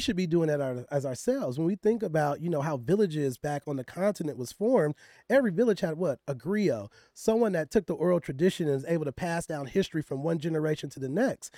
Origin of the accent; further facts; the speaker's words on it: Richmond, California, United States; I'm from Richmond, California, which is the hood of the hood in the Bay Area.